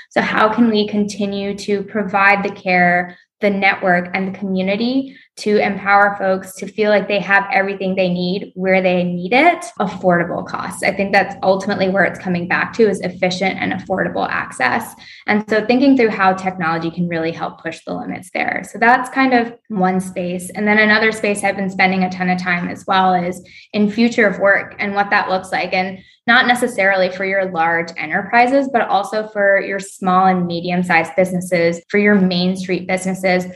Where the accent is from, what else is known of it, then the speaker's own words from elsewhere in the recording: Raleigh, North Carolina, United States; moved away as an adult; also born or lived in Atlanta; I'm from North Carolina, grew up in Raleigh, Durham.